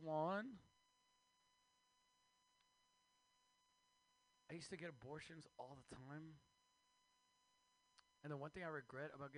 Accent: Mexico; now in United States; I am Mexican from Mexico

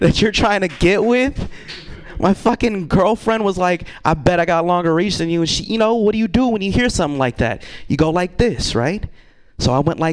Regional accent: Vallejo, California, United States; now in Sacramento, United States; I'm from Vallejo

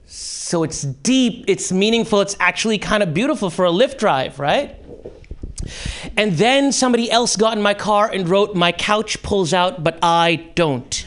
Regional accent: Karachi, Sindh, Pakistan; moved away; in Karachi, high school

